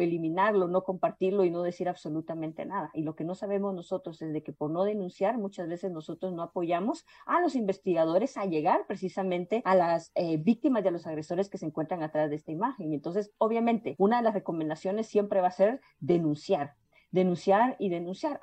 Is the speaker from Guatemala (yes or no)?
yes; Guatemala; moved away as an adult; now in Brazil; Soy una chica guatemalteca que vive actualmente en Brasil